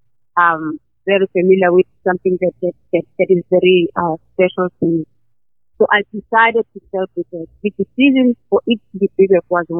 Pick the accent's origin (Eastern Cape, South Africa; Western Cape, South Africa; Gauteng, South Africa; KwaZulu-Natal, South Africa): KwaZulu-Natal, South Africa; moved away; I am Zulu, I'm from KwaZulu-Natal